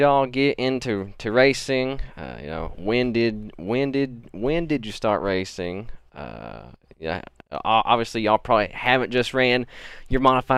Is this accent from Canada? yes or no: no; Oliver Springs, Tennessee, United States; I was born here in Oliver Springs here. That's where I reside